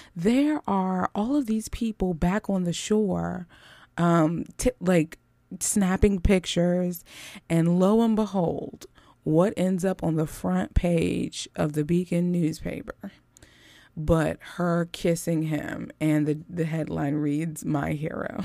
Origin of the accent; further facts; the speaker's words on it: Philadelphia, Pennsylvania, United States; West Philadelphia is where I was born and raised